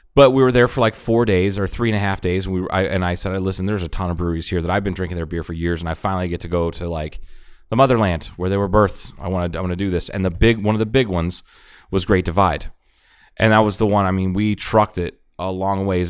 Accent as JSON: {"language": "English", "region": "Ohio", "country": "United States", "tie": "born or raised there", "moved": "yes", "said": "I grew up in Ohio"}